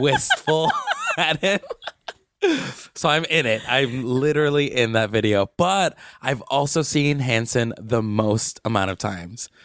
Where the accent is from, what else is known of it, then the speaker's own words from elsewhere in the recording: Palmira, Valle del Cauca, Colombia; moved away; my hometown is Palmira